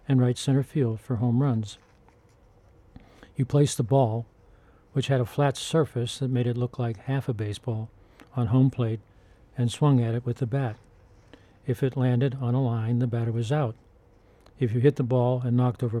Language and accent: English; Pittsburgh, Pennsylvania, United States; My childhood Christmases in Pittsburgh were not always merry